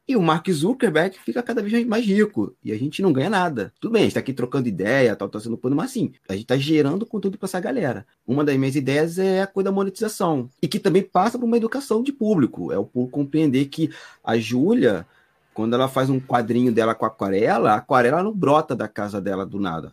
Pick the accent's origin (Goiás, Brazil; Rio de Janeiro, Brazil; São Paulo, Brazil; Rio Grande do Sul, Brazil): Rio de Janeiro, Brazil; Magé; Eu sou de Magé, Piabetá, Baixada Fluminense